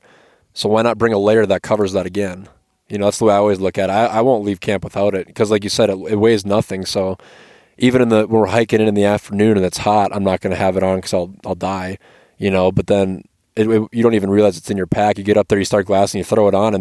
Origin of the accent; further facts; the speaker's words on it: Minnesota, United States; I'm from Minnesota